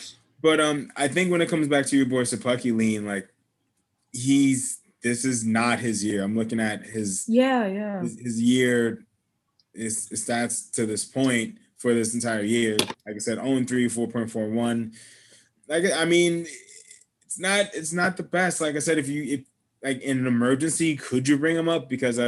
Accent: New York City, New York, United States; now in Stanford, United States; I will say the one thing I'm probably going to miss now that I'm not a New Yorker anymore, and now that I live in Stanford, is all the random ass fireworks

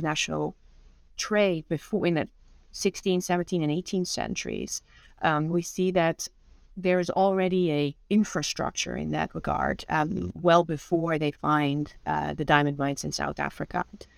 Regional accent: Netherlands; moved away as an adult; now in United States; And I'm originally from the Netherlands, born and raised, and came to the United States when I was 24 and have been here ever since.

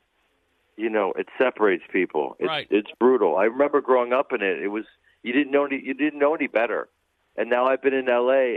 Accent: Chicago, Illinois, United States; growing up in Chicago

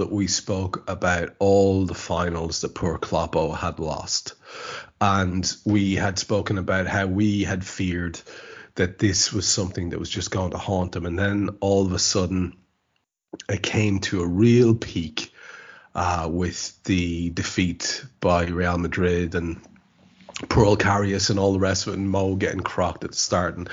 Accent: Ireland; As an Irishman

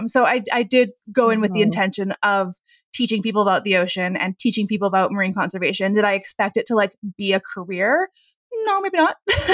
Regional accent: United States; So I am. Yeah. I try and pass as a Canadian, especially traveling abroad.

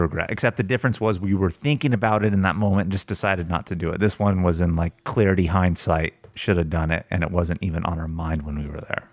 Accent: United States; being American

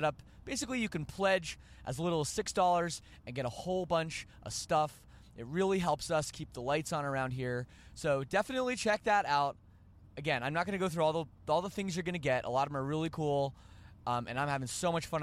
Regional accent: Canada; I'm Canadian, and we say some weird things.

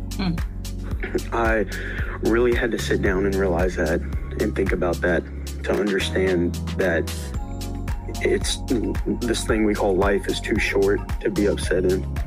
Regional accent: Bowling Green, Kentucky, United States; I'm from Bowling Green, Kentucky

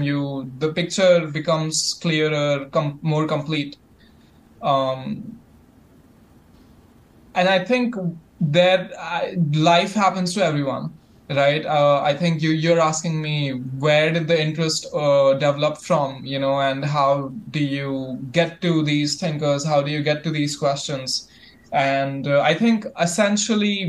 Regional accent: India; my heritage, I'm from India.

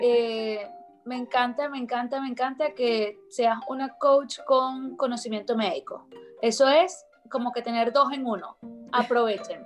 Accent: Venezuela

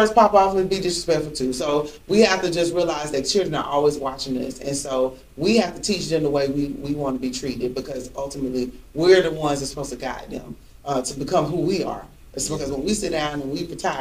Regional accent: Georgia, United States; I grew up old school, too, from the South. Mm-hmm. No, born and raised in Georgia

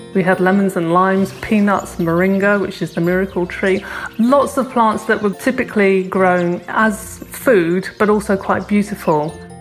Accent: Cornwall, South West England, United Kingdom; I come from Cornwall, and my friend who I worked on the garden with, Charlotte, we went to school together in Cornwall

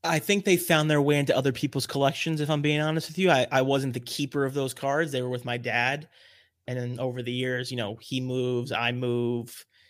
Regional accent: New York area, United States; I was brought up in New York area

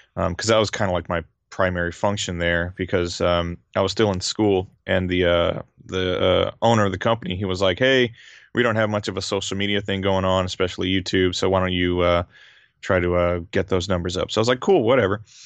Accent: Louisiana, United States; moved away as an adult; now in Japan; I grew up in Louisiana. I grew up on, like, Southern cooking and, uh, Cajun food in particular.

